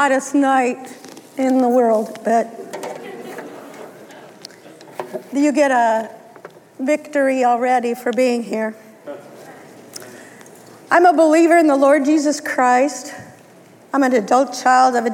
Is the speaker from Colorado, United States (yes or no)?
yes; Denver, Colorado, United States; I was raised in Denver, Colorado, the youngest of two girls.